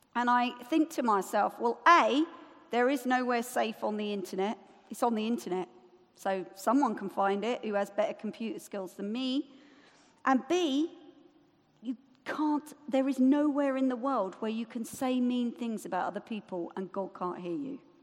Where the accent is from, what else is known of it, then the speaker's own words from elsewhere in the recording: United Kingdom; we're British